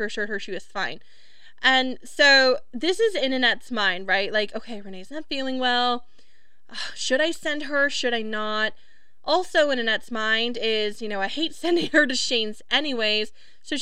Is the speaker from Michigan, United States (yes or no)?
no; Wisconsin, United States; my home state of Wisconsin